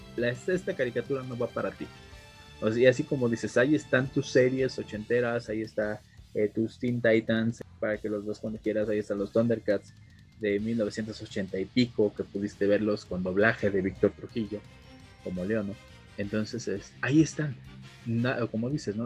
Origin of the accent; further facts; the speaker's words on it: Mexico; nosotros como mexicanos